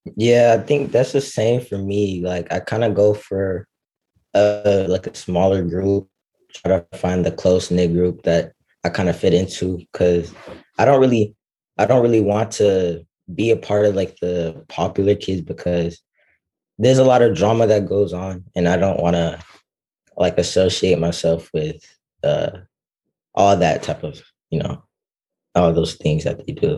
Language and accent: English; Dallas, Texas, United States; I'm from Dallas, Texas